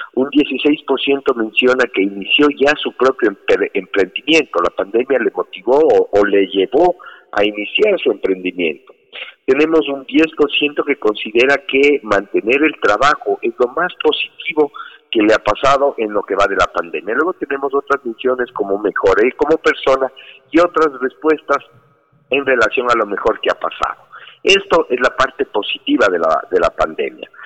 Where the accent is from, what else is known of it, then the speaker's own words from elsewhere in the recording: Ecuador; como ecuatorianos